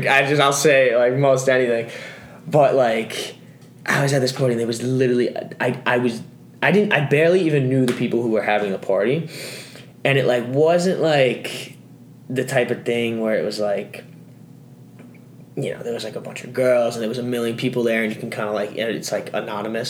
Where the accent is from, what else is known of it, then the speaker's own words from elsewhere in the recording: New York, United States; moved away; I am from New York, and I am an architecture major.